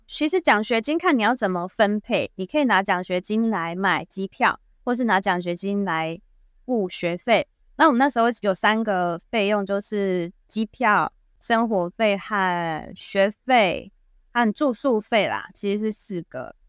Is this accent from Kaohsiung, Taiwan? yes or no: yes; Kaohsiung, Taiwan; moved away as an adult; now in Japan; 来自高雄的我们